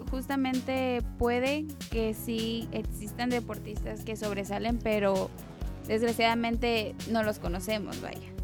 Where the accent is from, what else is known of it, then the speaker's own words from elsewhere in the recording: Mexico; de nuestro México, de nuestro estado, de nuestro municipio